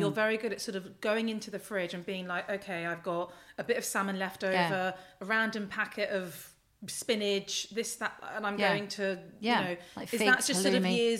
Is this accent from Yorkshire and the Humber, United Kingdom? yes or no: no; London, United Kingdom; depending on who I was with when I was younger, it's like I came from Notting Hill and some people I was like, I come from Ladbroke Grove.